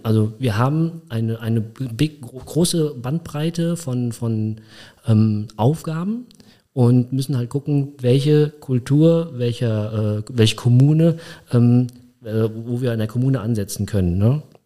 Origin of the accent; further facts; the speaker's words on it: Koblenz, Rhineland-Palatinate, Germany; Also ich bin mit drei Jahren, dreieinhalb Jahren nach Koblenz gekommen. Mein Papa hat damals ähm, meine Mutter geheiratet und er ist in dem Zeitpunkt in 1980 nach Koblenz gezogen, um hier zu arbeiten. Und dann bin ich halt mitgekommen und hier aufgewachsen